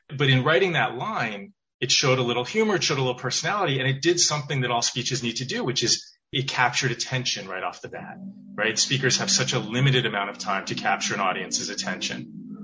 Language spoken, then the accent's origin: English; Weston, Massachusetts, United States; also born or lived in Providence, Rhode Island; I grew up outside of Boston, town called Weston